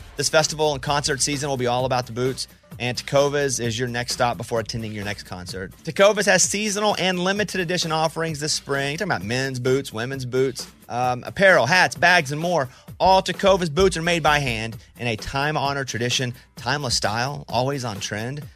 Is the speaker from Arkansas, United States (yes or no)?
yes; Mountain Pine, Arkansas, United States; I grew up in Mountain Pine, Arkansas